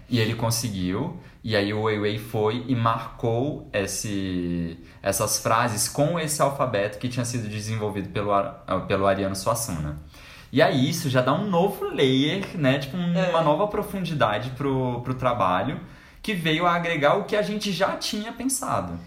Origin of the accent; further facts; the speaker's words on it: Brasília, Federal District, Brazil; a gente é de Brasília